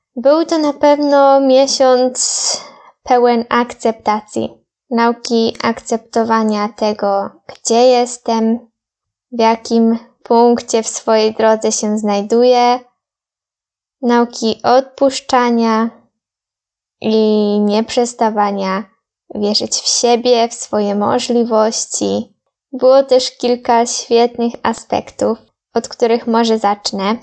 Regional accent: Poland; Ja z Polski

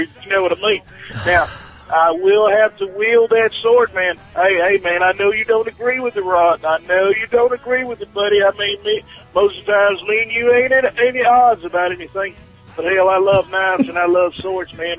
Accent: South Carolina, United States; I'm from South Carolina

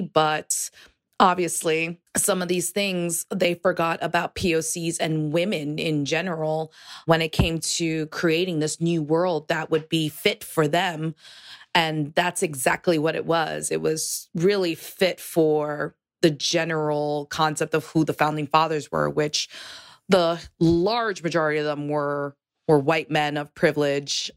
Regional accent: New York City, New York, United States; I am from New York City. I l, am a Puerto Rican

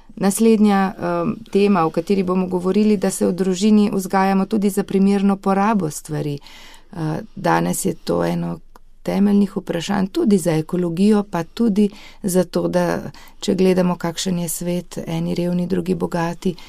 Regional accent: Slovenia; Slovenci smo dosti krat znani po tem

